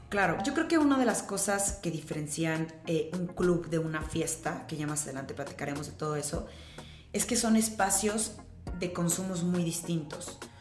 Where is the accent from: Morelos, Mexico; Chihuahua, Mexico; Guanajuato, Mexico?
Morelos, Mexico; Cuernavaca; now in Mexico City, Mexico; yo soy de Morelos, bueno, crecí como mi, mi, mi infancia, adolescencia en Morelos, en Cuernavaca, soy guayaba.